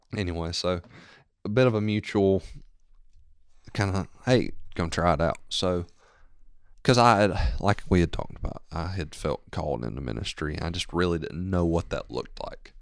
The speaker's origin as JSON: {"language": "English", "town": "Maysville", "region": "Georgia", "country": "United States", "tie": "born or raised there", "also_born_or_lived": "Gainesville / Commerce", "said": "I grew up here in Maysville"}